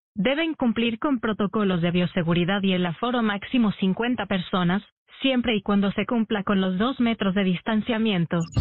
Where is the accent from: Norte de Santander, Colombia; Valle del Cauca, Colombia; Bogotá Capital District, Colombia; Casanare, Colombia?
Valle del Cauca, Colombia; Cali; yo soy caleña